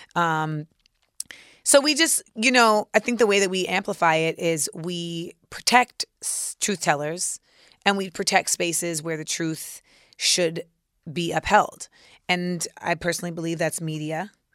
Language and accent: English; New York, United States; as a New Yorker